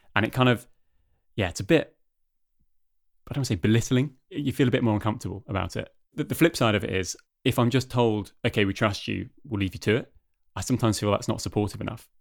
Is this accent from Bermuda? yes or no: no; United Kingdom; now in Denmark